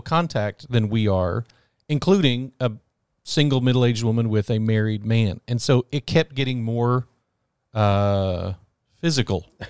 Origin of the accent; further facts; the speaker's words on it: Texas, United States; as an American, a Texan, a Baptist